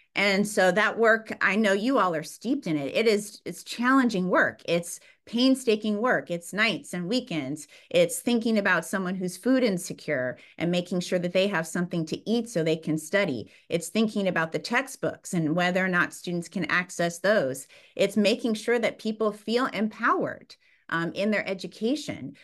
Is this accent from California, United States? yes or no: yes; San Bernardino, California, United States; also born or lived in Fontana, California; I was born in Fontana, California, raised in San Bernardino, California